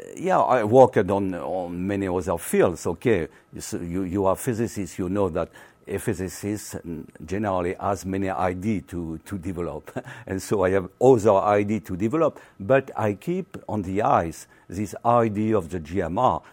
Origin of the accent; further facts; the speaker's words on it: Carcassonne, Occitania, France; English is a second language; I was born in the south of France